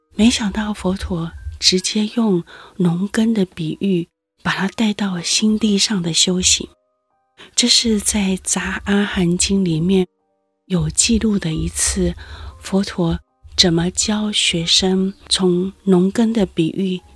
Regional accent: Yilan, Yilan County, Taiwan; moved away; 因为我是个农人的女儿，我父亲是一位农夫，小时候住在宜兰

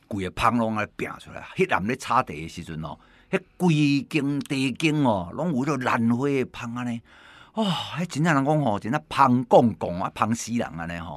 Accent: Taiwan; 咱台湾话

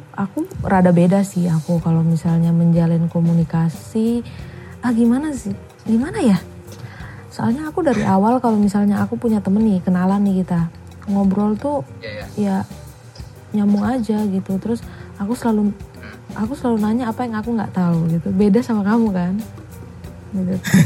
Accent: East Nusa Tenggara, Indonesia; moved away as an adult; now in Yogyakarta, Indonesia; aku dari NTT

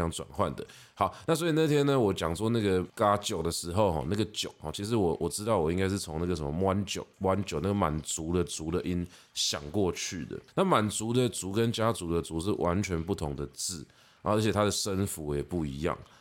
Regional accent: Taiwan; accent: Taiwanese; 我讲话有一个华人的腔调，台湾的腔调

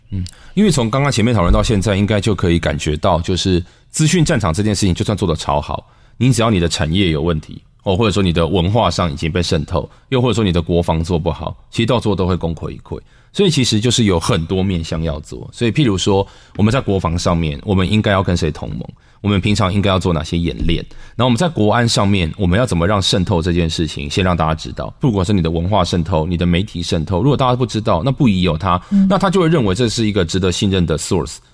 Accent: Taiwan; 我们台湾人写作都越来越像中国人了

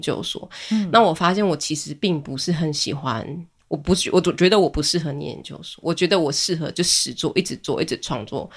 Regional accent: Fenqihu, Chiayi County, Taiwan; now in Donghe, Taitung, Taiwan; 我老家在奋起湖

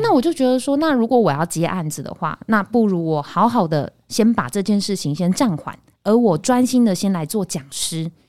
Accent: Taichung, Taiwan; moved away as an adult; now in Taipei, Taiwan; 我是台中人，哦。然后我就是到台北念书嘛

